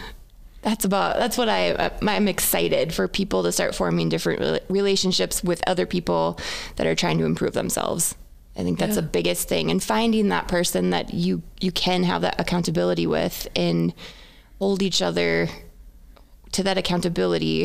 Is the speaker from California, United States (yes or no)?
no; Wahpeton, North Dakota, United States; accent: Minnesotan; also born or lived in Fargo, North Dakota; I grew up in Wahpeton.